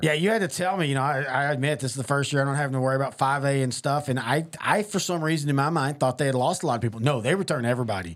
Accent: East Texas, United States; I'm from East Texas

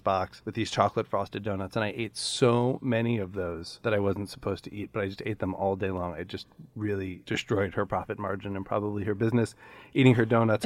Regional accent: Chicago, Illinois, United States; a coffee shop a half a block from my house where I grew up in Chicago

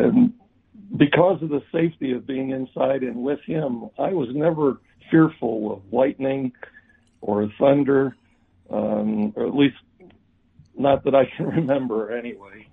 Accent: Chicago, Illinois, United States; born and raised on Chicago's Southwest Side near Midway Airport

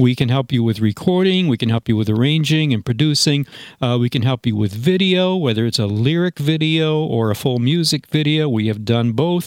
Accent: Granville, New York, United States; the Granville, New York, which is my hometown

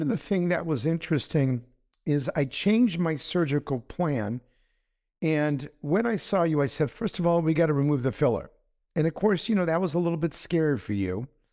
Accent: Los Angeles, California, United States; I was raised in Los Angeles. So I'm an Angelino.

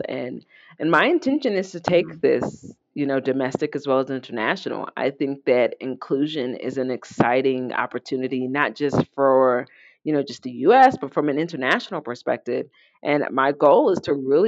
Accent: Indiana, United States; moved away as an adult; now in Colorado, United States; I moved out here in Indiana

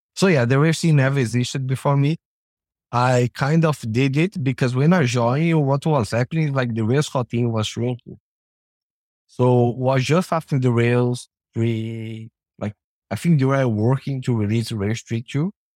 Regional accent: Brazil; now in Canada; I'm from Brazil originally, now I live in Canada.

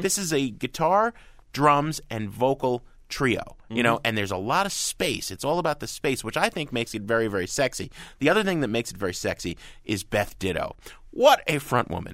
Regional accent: New Jersey, United States; I grew up in Jersey

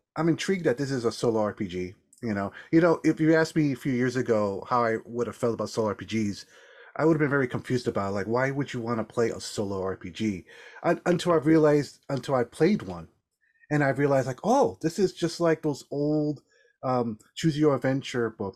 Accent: New York, United States; now in Massachusetts, United States; as a New Yorker

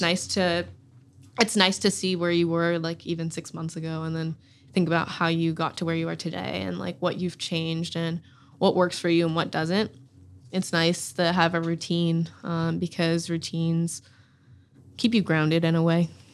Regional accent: Durham, North Carolina, United States; I'm from Durham, North Carolina. I grew up a Tar Heel through and through

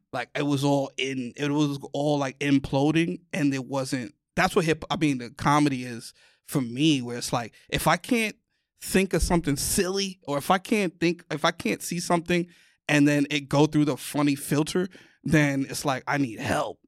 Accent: New York City, New York, United States; moved away; I'm from the mecca

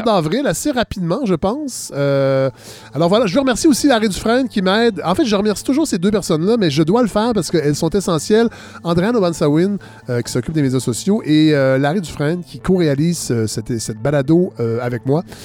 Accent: Saint-Hyacinthe area, Quebec, Canada; tout près de Saint-Hyacinthe, euh, idéalement, j'aimerais bien ça. Moi, ma région natale

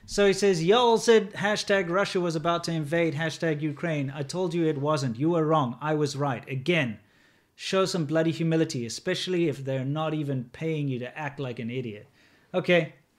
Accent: South Africa; moved away as an adult; also born or lived in China; as a person growing up in South Africa

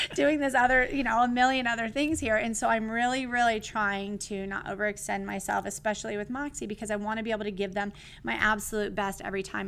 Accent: California, United States; I'm from California

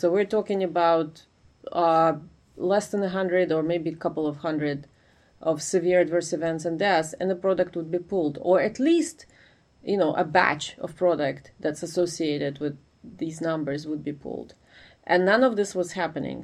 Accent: Ukraine; moved away as an adult; now in United States; I'm originally from Ukraine, but I came to study in the US uh, for my graduate degree, and I stayed after

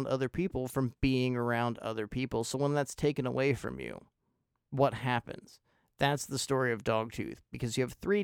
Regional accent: United States; I'm an American

